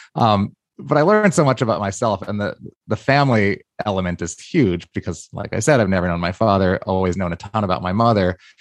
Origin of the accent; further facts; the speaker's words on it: New York, United States; I say, "New York."